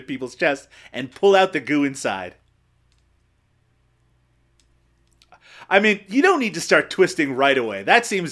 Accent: Canada; I'm Canadian

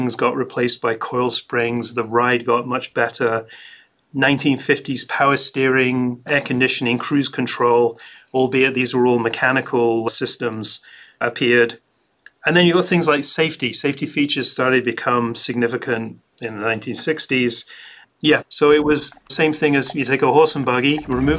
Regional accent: Scotland, United Kingdom; I grew up in Scotland

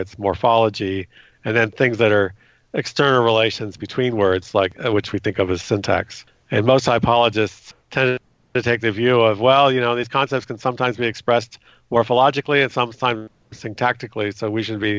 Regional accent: California, United States; I grew up in California, went to public schools

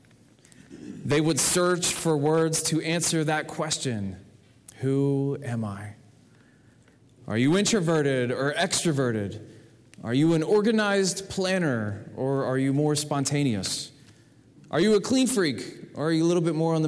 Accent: New Jersey, United States; I was born in February in 1975 in New Jersey.

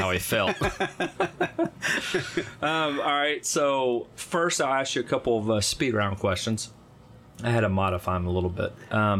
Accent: United States; also born or lived in Arkansas / Texas; now in Nashville, United States; I'm from Arkansas and Texas.

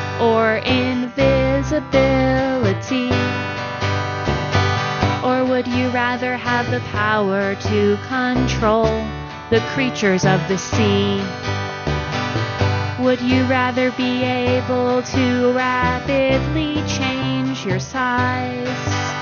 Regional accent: Portland, Oregon, United States; We are here from Portland.

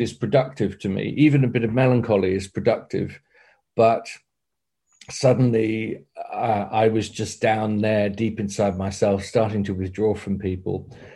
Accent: Torbay, South West England, United Kingdom; also born or lived in South Devon; I was born in Torbay nearby

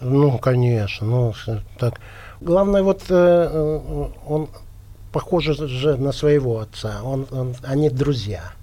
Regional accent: Yekaterinburg, Sverdlovsk Oblast, Russia; moved away; мы же оба из Екатеринбурга, угу. Uh Свердловска. И дружили еще, будучи маленькими

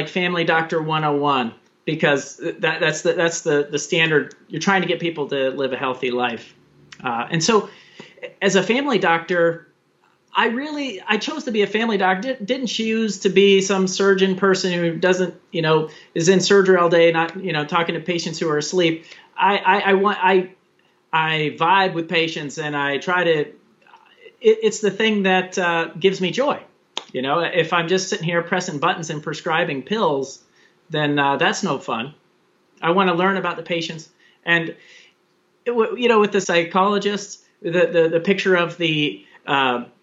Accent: Daytona Beach, Florida, United States; moved away as an adult; where I was raised in Daytona Beach, Florida

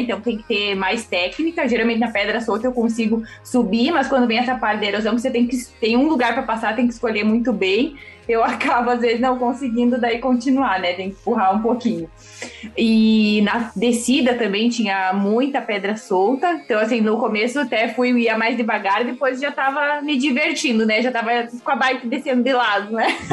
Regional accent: Rio Grande do Sul, Brazil; moved away as an adult; now in São Paulo, Brazil; eu sou gaúcha, né, já faz aí alguns anos que eu moro em São Paulo

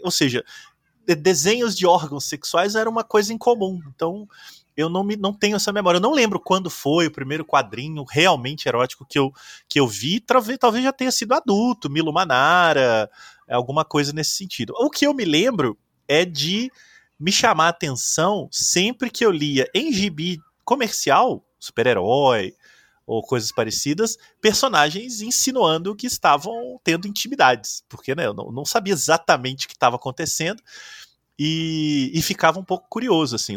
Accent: interior of Minas Gerais, Brazil; eu sou do interior de Minas

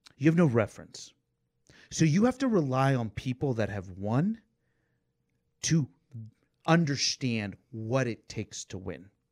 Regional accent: Atlanta, Georgia, United States; I grew up in Atlanta

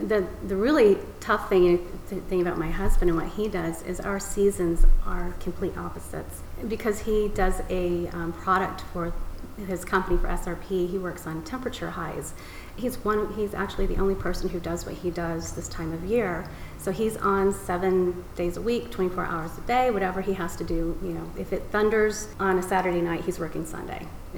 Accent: California, United States; But I really wanted to go back west. I'm originally from California. So we came out here for 18 months, and that was 20 plus years ago.

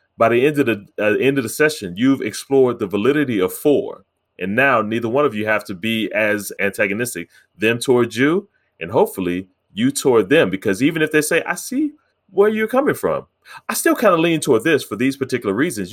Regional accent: United States; I'm African American

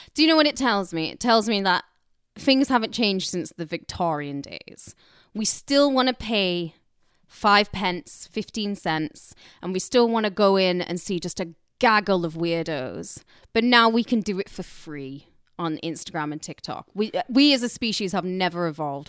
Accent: Carlisle, North West England, United Kingdom; moved away as an adult; now in Los Angeles, United States; I'm from Carlisle

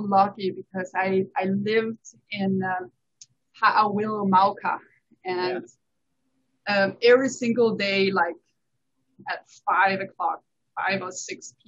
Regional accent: Silkeborg, Central Denmark Region, Denmark; also born or lived in France; now in Hawaii, United States; I'm born and raised in Denmark, but I do not like being cold. So I moved to France, and I lived in France for 10 years.

